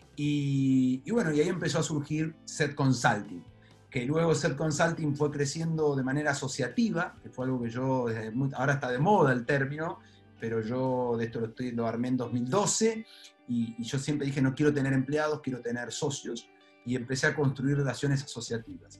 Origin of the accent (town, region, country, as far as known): La Plata, Buenos Aires Province, Argentina; born or raised there; also born or lived in Trenque Lauquen